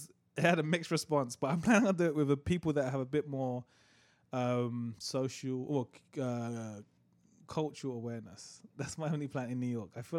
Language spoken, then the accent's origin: English; England, United Kingdom; I'm from England, you know? we speak the Queen's English.